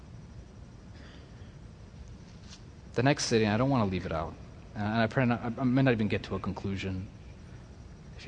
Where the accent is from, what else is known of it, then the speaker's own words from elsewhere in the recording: United States; I'm from America